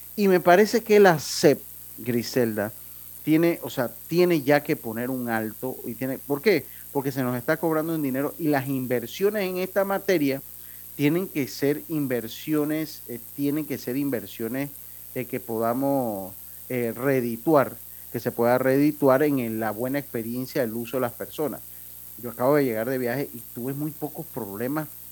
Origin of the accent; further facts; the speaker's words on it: Panama; como panameño